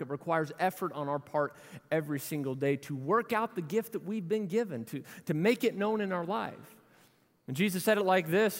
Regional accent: Louisville, Kentucky, United States; We grew up in Louisville together

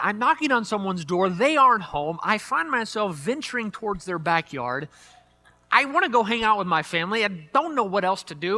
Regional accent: Louisville, Kentucky, United States; moved away; back in the town that I grew up in over in Louisville, Kentucky

